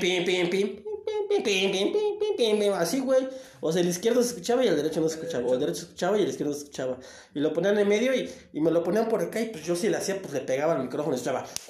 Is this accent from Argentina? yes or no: no; Tapachula, Chiapas, Mexico; de ahí de mi tierra, de Tapachula